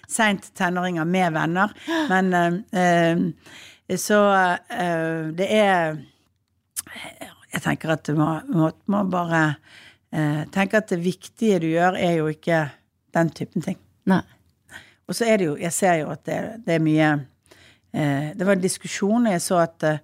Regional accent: Western Norway, Norway; Som vestlending så er vi utover

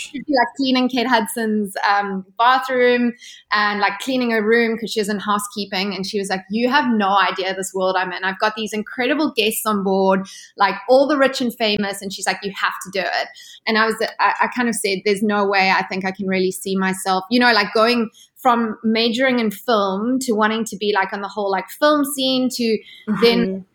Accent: Ballito, KwaZulu-Natal, South Africa; moved away; also born or lived in Cape Town, South Africa; I grew up in South Africa, so you know, very far away from the place where the whole yachting scene takes place.

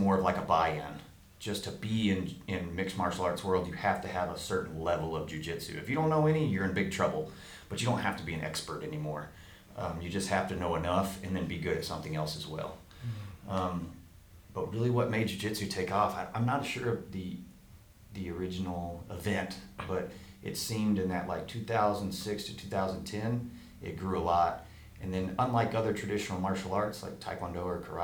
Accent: Rowlett, Texas, United States; I grew up here in the Dallas area, Rowlett to be exact.

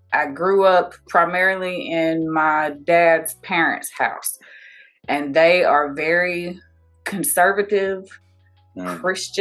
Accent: Somerville, Alabama, United States; moved away; Alabama. It's small. It's so small. There's nothing

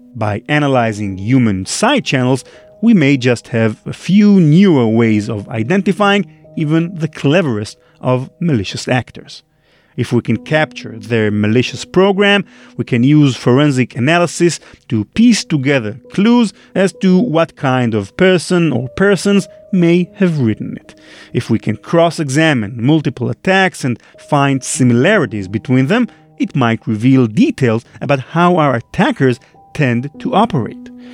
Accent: Israel; English is a second language; trying to pass as an American instead of an Israeli, which is the real case.

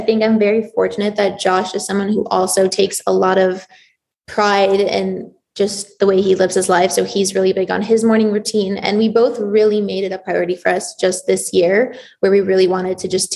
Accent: Toronto, Ontario, Canada; also born or lived in Israel; I was born in Israel. So I moved to Toronto when I was 8

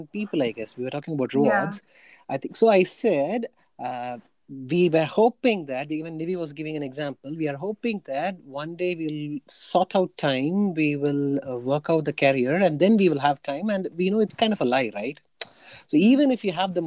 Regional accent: India; English is a second language; I come from India

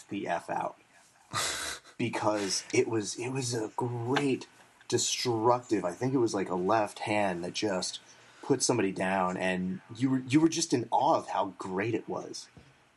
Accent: United States; as an American

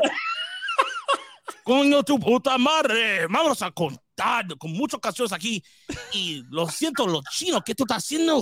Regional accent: Dearborn, Michigan, United States; I was born right here in Dearborn, Michigan.

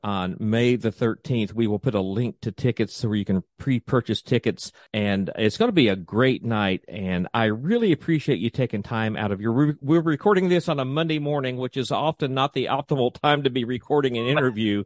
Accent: East Tennessee, United States; I grew up in East Tennessee

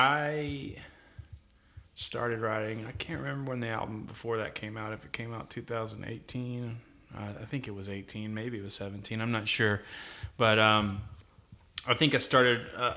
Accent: Helena, Alabama, United States; also born or lived in Jackson, Mississippi / Maylene, Alabama; I grew up in Helena.

